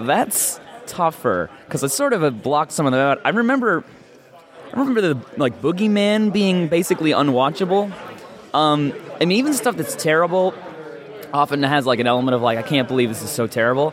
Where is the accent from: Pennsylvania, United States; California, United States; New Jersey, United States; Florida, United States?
Pennsylvania, United States; Scranton; Scranton, Pennsylvania